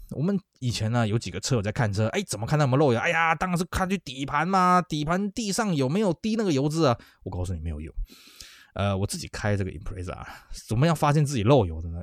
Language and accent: Chinese; Taiwan; 那我们台湾这边呢